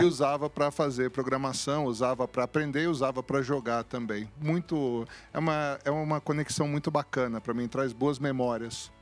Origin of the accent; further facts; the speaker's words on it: São Paulo, Brazil; also born or lived in Cruzeiro; viemos para São Paulo muito cedo é, e cresci em São Paulo